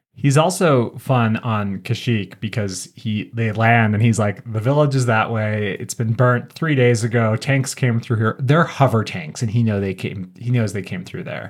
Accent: Southwest Colorado, United States; my family, we grew up in Southwest Colorado

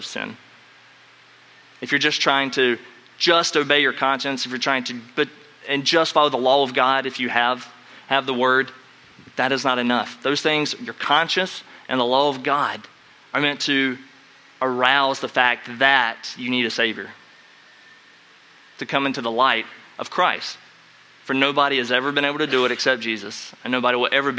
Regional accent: North Carolina, United States; growing up in North Carolina

